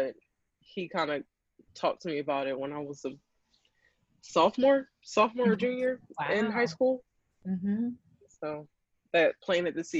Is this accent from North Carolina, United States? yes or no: no; Philadelphia, Pennsylvania, United States; now in Upper Darby, United States; I'm from Philadelphia. I live in Upper Darby, and I play polo